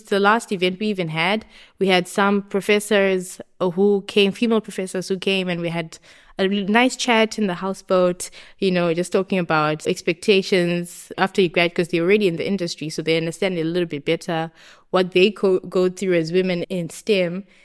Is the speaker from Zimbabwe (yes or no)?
yes; Harare, Zimbabwe; moved away as an adult; now in Kleve, Germany; I grew up in Zimbabwe, in Harare, And I did all my high school, my primary school, everything